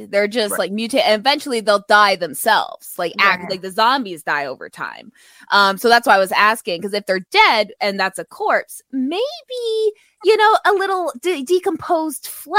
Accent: Canada; as a Canadian

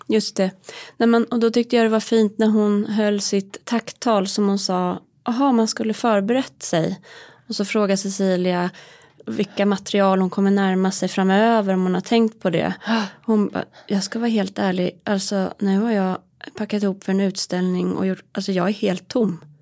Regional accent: Hälsingland, Gävleborg County, Sweden; also born or lived in Roslagen; now in Stockholm, Sweden; jag är uppvuxen i Hälsingland

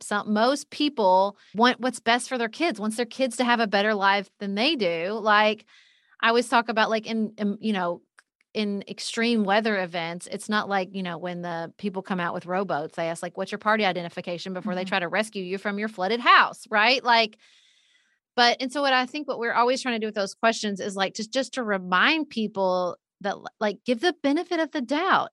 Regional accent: Paducah, Kentucky, United States; moved away as an adult; also born or lived in Washington, D.C.; when I moved home to my, my hometown of Paducah, Kentucky

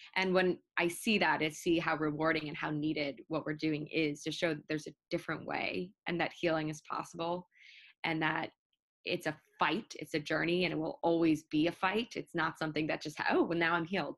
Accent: New York, United States; moved away as an adult; also born or lived in Baltimore; I'm from New York

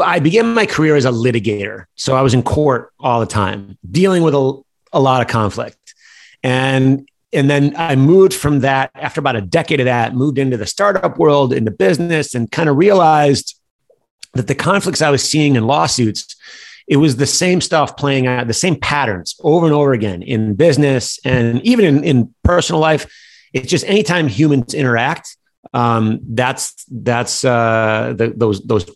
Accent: Detroit, Michigan, United States; growing up in Detroit, it was a tough city

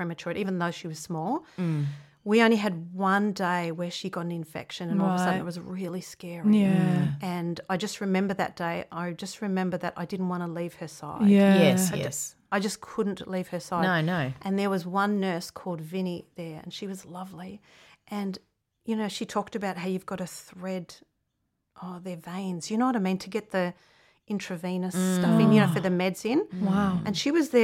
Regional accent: Australia; we're the Australian family

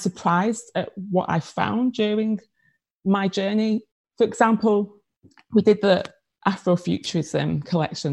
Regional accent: Manchester, North West England, United Kingdom; accent: Manchester; now in London, United Kingdom; That's your Manchester accent. It is. Yes. I'm a Mancunian. It's actually my 20th anniversary in London this year

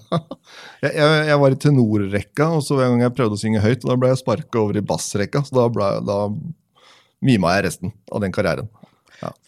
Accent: Tønsberg, Vestfold, Norway; vi hadde et fantastisk miljø når jeg vokste opp i, i Tønsberg.

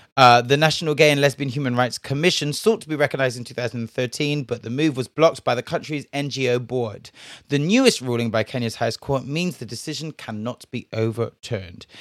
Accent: Bristol, South West England, United Kingdom; Now, me, I was from Bristol, yeah. I am from Bristol

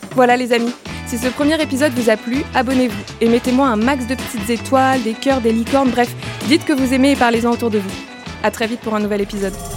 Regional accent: Paris, Île-de-France, France; j'ai grandi à Paris, downtown

